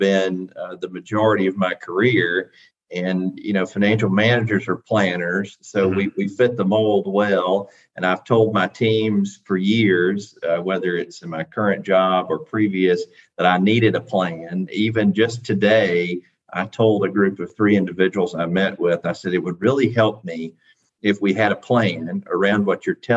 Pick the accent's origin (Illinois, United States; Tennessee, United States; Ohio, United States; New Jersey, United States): Tennessee, United States; Athens; president of Tennessee Wesleyan here in my hometown of Athens